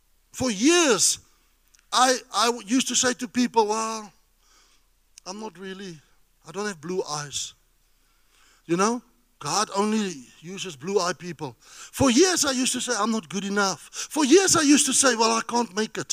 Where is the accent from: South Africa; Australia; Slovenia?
South Africa; I'm a South African.